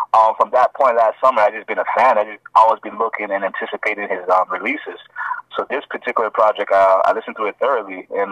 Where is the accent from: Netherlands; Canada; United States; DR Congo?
Canada; Toronto, Ontario; also born or lived in Ghana; I'm originally from Ghana, Africa, but, you know, I grew up in Toronto, Jane and Wilson